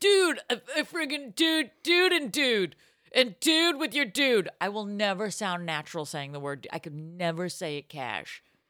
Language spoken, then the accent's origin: English; Arlington, Massachusetts, United States; I'm from Arlington, Massachusetts. It's me and Uncle Sam.